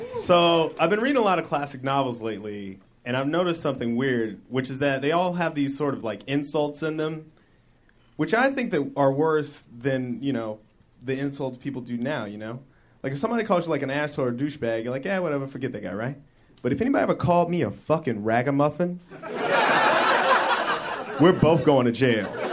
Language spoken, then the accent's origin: English; Denver, Colorado, United States; my hometown of Denver